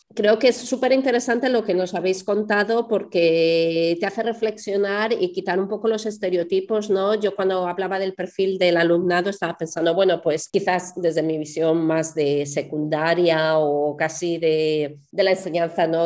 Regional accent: Spain; yo de España

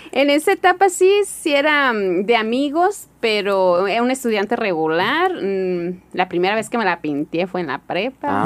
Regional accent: Hermosillo, Sonora, Mexico; also born or lived in Kenya; me crié aquí en Hermosillo

